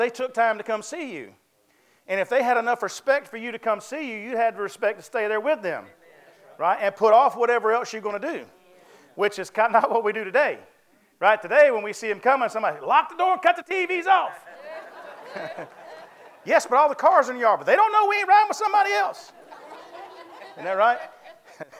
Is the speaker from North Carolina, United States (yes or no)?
yes; North Carolina, United States; I was raised in the South, of course. I was raised in North Carolina